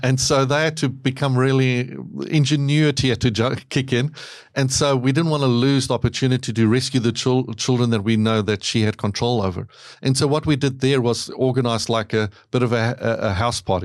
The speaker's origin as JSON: {"language": "English", "country": "South Africa", "tie": "born or raised there", "moved": "yes", "said": "I grew up in South Africa."}